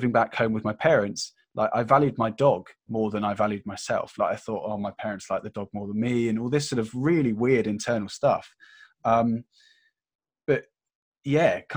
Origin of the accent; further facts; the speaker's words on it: United Kingdom; being British